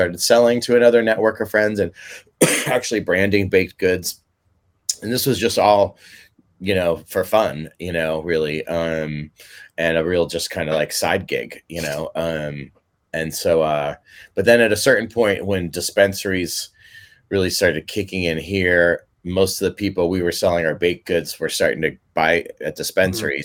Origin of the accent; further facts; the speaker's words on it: Mill Valley, California, United States; playing Little League baseball growing up in Mill Valley